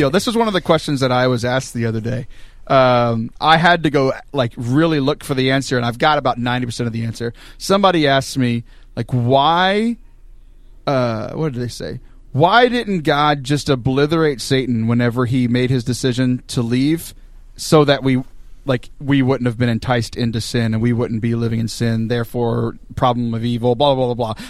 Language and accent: English; Texas, United States; moved away as an adult; also born or lived in Steubenville, Ohio; I grew up in Texas